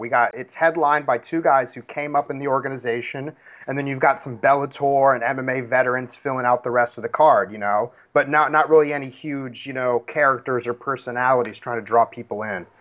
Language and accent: English; Seattle, Washington, United States; I'm from Seattle.